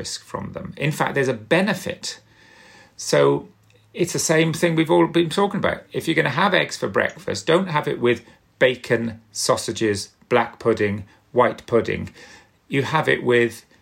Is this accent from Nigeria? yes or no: no; South Wales, United Kingdom; I'm from South Wales, and we used to love lava bread